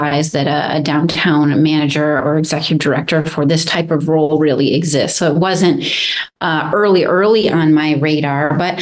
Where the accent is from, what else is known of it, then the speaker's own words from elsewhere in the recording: Jamestown, New York, United States; also born or lived in North Carolina / Ventura, California; now in Santa Barbara, United States; I'm originally from Jamestown, New York. So across the state from you, Neil, actually, is where I grew up